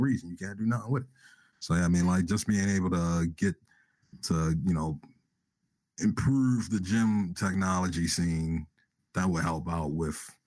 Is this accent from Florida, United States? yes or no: no; Baltimore, Maryland, United States; shout out to B-more, my home state, right? Home city